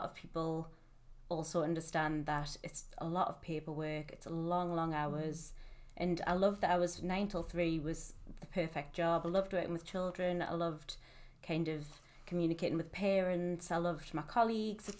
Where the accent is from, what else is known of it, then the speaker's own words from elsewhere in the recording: Newcastle upon Tyne, North East England, United Kingdom; moved away as an adult; now in Manchester, United Kingdom; I'm from Newcastle originally, and I've lived in Manchester for the past 5 years